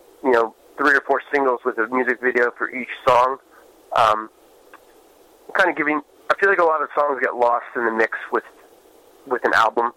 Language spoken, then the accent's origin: English; New York, United States; growing up in New York, you don't really get the hospitality